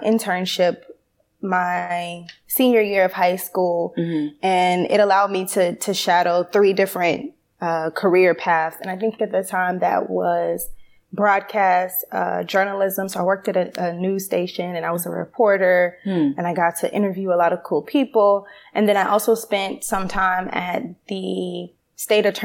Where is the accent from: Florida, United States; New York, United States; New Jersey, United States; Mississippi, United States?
Florida, United States; St. Petersburg; I grew up in St. Petersburg, Florida